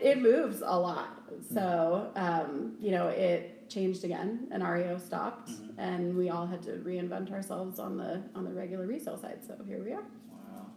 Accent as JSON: {"language": "English", "town": "Aurora", "region": "Colorado", "country": "United States", "tie": "born or raised there", "also_born_or_lived": "Greenwood Village, Colorado / Parker, Colorado", "said": "I've been here since I was six years old"}